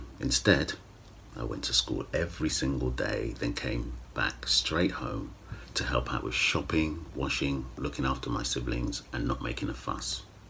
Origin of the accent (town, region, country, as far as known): London, United Kingdom; born or raised there; also born or lived in Paddington, London